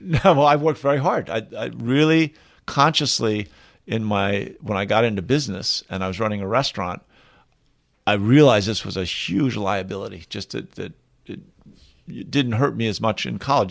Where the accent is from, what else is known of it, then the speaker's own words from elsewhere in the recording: outside Philadelphia, Pennsylvania, United States; now in Colorado, United States; I was raised outside Philadelphia